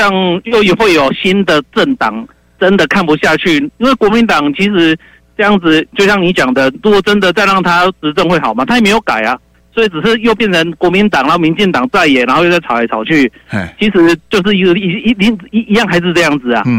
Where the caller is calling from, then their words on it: Miaoli County, Taiwan; 你好，你好，